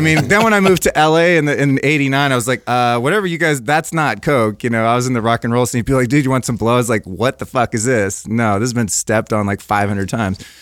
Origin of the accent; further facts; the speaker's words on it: Northern California, United States; I grew up in Northern California in the seventies